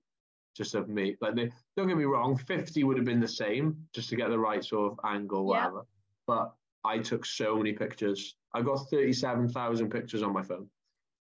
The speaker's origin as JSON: {"language": "English", "country": "United Kingdom", "said": "I have a British passport, and obviously I'm British"}